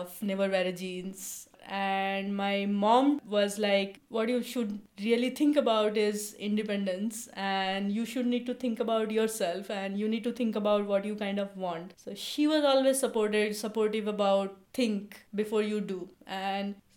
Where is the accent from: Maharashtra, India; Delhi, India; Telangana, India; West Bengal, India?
West Bengal, India; Kolkata; now in Seattle, United States; I grew up in Kolkata, so I speak Bengali, I read Bengali, I love Bengali.